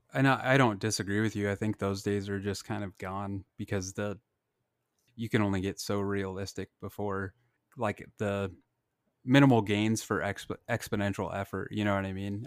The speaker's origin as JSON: {"language": "English", "town": "Blair", "region": "Nebraska", "country": "United States", "tie": "born or raised there", "said": "my hometown Blair"}